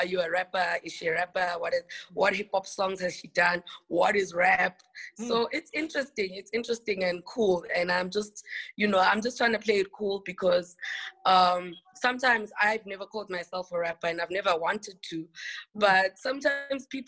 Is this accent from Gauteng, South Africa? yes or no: no; Eastern Cape, South Africa; first language Xhosa; English is a second language; I was born in the Eastern Cape province of the Eastern Cape of South Africa, and I'm Xhosa, so I speak Xhosa